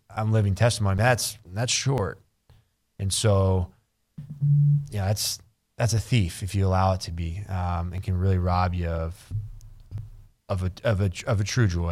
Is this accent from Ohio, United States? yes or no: no; Burnet, Texas, United States; I grew up in Burnett, which is the backyard of Austin